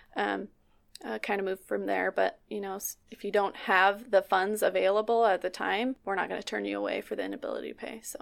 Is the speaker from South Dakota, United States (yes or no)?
no; Nikiski, Alaska, United States; I'm from Nikiski, Alaska, and I've lived here, I went to college outside and then I came back